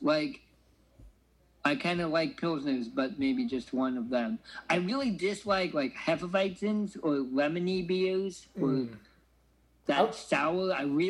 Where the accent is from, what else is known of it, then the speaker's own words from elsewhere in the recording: Oregon, United States; now in Champaign, Illinois, United States; my hometown brewery of Deschutes.